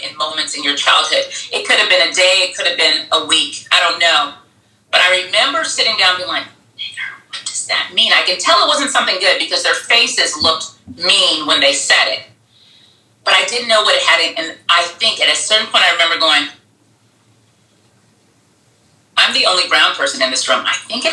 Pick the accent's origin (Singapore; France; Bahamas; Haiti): Bahamas; now in United States; growing up in the Bahamas, like 85% of the people look like me, right?